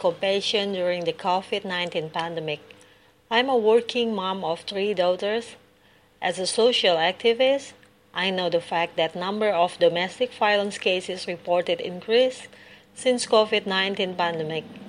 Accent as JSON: {"language": "English", "country": "Indonesia", "said": "from Indonesia"}